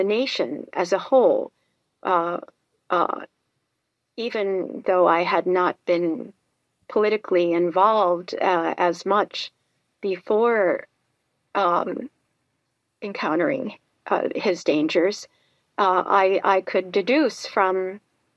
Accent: New York City, New York, United States; I was growing up in New York City

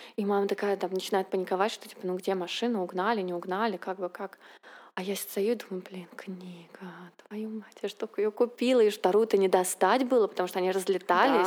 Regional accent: Saint Petersburg, Russia; moved away as an adult; now in United States; мы, как питерская интеллигенция, приехали с чемоданом книг в Америку

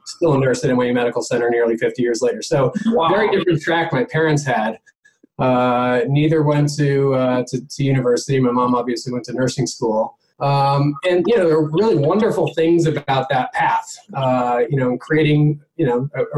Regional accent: New York, United States; I was born in Manhattan in mid late 70s

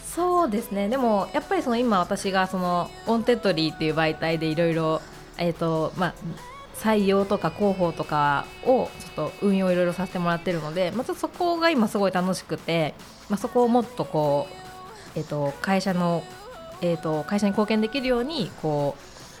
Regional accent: Hokkaido, Japan; moved away as an adult; also born or lived in Saitama / Sapporo; now in Tokyo, Japan; 私は北海道出身で、えー、専門学校を機に上京

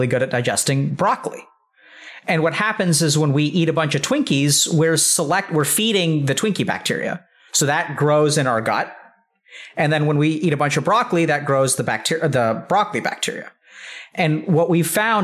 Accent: Texas, United States; I'm from Texas

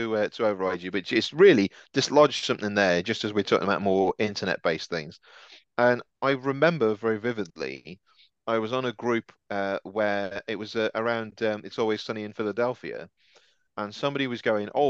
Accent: United Kingdom; I'm a Brit

